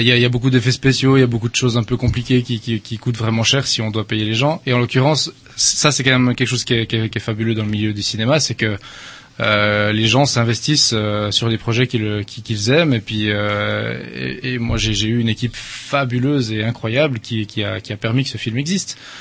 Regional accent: Switzerland; suis originaire de Suisse. Il paraît que ça s'entend un peu

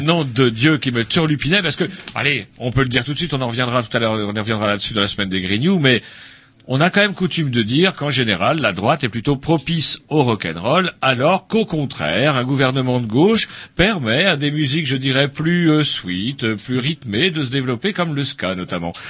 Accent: Brittany, France; chez nous, en Bretagne

